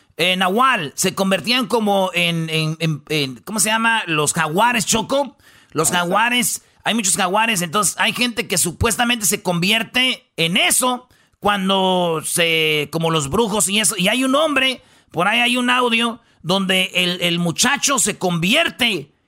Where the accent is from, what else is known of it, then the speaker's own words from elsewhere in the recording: Michoacán, Mexico; yo como michoacano, como mexicano